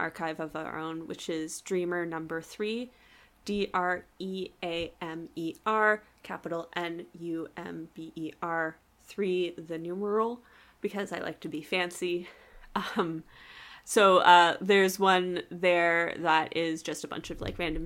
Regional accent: Canada; I am Canadian

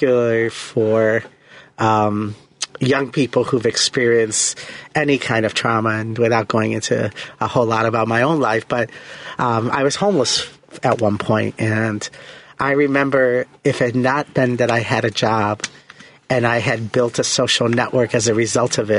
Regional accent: Chicago, Illinois, United States; I pretty much was born and raised in Lakeview and have lived pretty much on the north side of Chicago. I live in Edgewater now

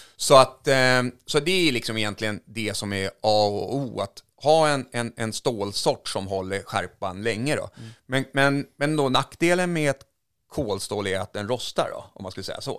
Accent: Finland; now in Sweden; där jag är uppvuxen i, i, i, två timmar norr om Helsingfors

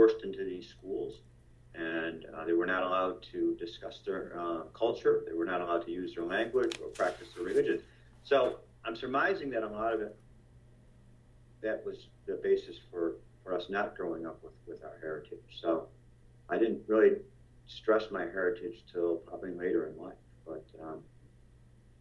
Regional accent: Tonawanda, New York, United States; also born or lived in Buffalo, New York; I grew up in Buffalo. I was born in Buffalo. I grew up in Tonawanda, New York

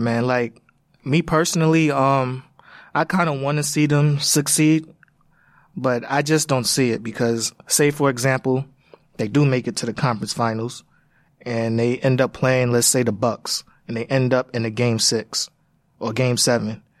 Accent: New York, United States; as a New Yorker

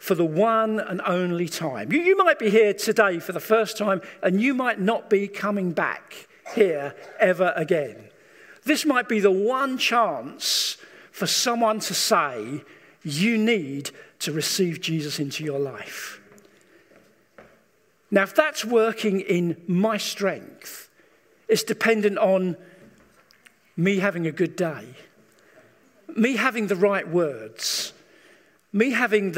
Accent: England, United Kingdom; we as English people

